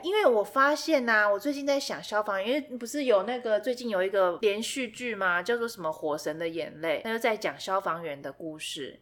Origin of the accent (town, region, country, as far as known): Taiwan